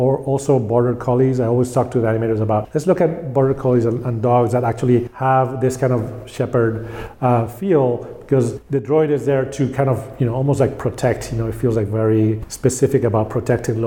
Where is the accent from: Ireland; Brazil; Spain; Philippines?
Spain; I grew up in Spain